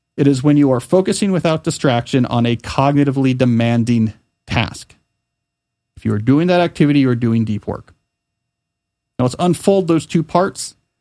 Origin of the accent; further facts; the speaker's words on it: Pennington, New Jersey, United States; when I was growing up in Pennington, New Jersey